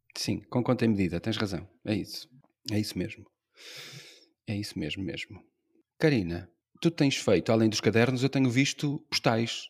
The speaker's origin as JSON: {"language": "Portuguese", "town": "Braga", "region": "Norte", "country": "Portugal", "moved": "yes", "lives_now": "Porto, Portugal", "said": "Eu gosto de viver no Porto e estou aqui desde 2009, que também não sou daqui, sou de Braga. Mas, apesar de ser do centro da cidade também, de Braga"}